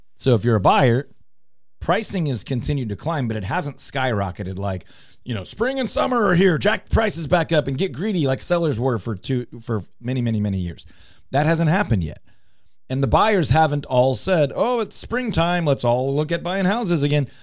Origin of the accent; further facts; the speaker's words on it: Houston, Texas, United States; moved away as an adult; now in Dallas, United States; I grew up in Houston. I live in Dallas